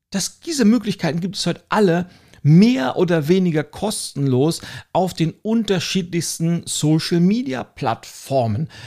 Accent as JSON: {"language": "German", "region": "Northern Germany", "country": "Germany", "said": "Und selbst für mich als Norddeutsche, ich bin ja ein großer Trachten-Fan."}